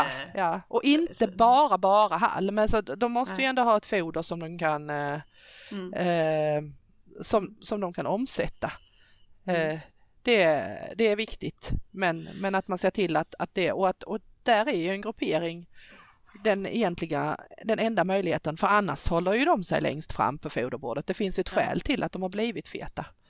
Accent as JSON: {"language": "Swedish", "region": "Skåne", "country": "Sweden", "accent": "Scanian", "said": "jag pratar skånska"}